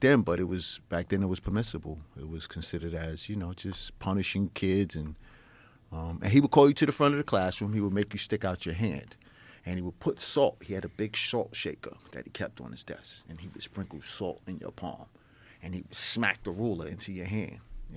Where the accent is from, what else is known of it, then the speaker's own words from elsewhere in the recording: New York City, New York, United States; I grew up in New York City, Harlem, on the borderline between the east side and the west side on Fifth Avenue.